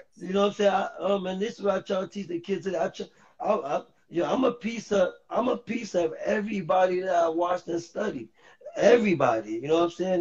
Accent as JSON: {"language": "English", "town": "New York City", "region": "New York", "country": "United States", "tie": "born or raised there", "also_born_or_lived": "Harlem, New York City / Bronx, New York City", "said": "I moved to the Bronx in the third grade"}